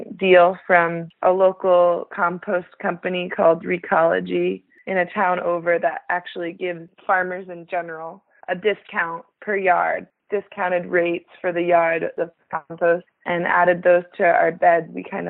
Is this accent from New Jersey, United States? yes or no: yes; New Jersey, United States; moved away as an adult; also born or lived in Vermont; now in Vancouver, Washington, United States; I grew up in New Jersey and then went to school in Vermont.